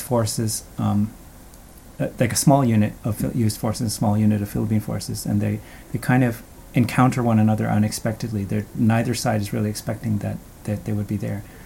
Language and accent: English; Canada; I have Filipino lineage, and even though I grew up in Canada